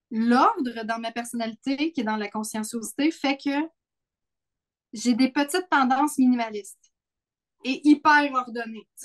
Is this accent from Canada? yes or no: yes; Sainte-Agathe-des-Monts, Quebec, Canada; born or raised there